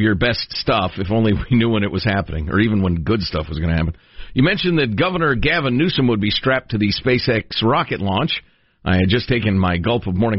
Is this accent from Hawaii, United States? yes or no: no; Chicago, Illinois, United States; moved away; I grew up in Chicago during the days of Mayor Daley.